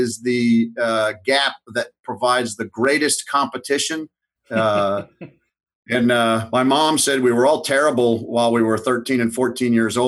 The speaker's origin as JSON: {"language": "English", "town": "North Haven", "region": "Connecticut", "country": "United States", "tie": "born or raised there", "said": "I grew up in North Haven, Connecticut, and I went to public school throughout"}